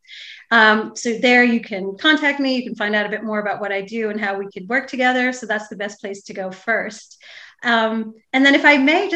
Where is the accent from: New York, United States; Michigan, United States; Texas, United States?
New York, United States; New York City; I come from Staten Island, which is the less known sort of bastard child borough of New York City